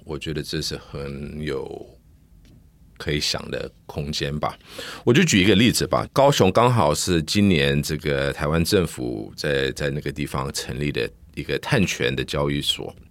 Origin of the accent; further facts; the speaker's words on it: United States; Chinese is a second language; now in Taiwan; 因为我在美国成长的，所以我，我的英文到现在还是比我中文好